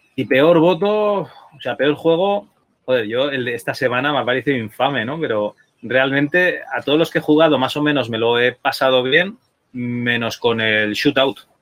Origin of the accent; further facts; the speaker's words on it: Spain; como buenos españoles